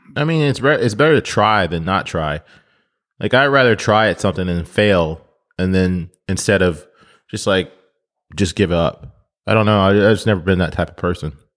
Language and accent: English; United States; I'm, I'm American